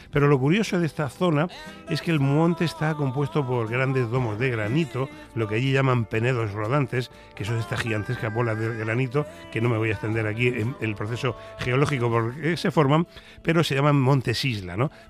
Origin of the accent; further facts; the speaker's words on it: Region of Murcia, Spain; por si no saben ustedes, yo soy de Murcia